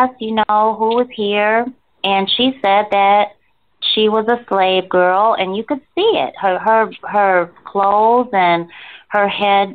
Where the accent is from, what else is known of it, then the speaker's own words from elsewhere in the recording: Rochester, New York, United States; moved away as an adult; also born or lived in Virginia; I'm originally from Rochester, New York